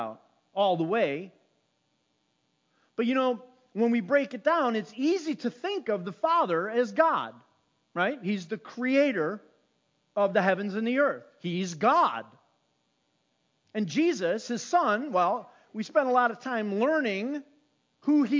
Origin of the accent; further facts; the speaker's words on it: South Holland, Illinois, United States; growing up in South Holland across from McKinley School.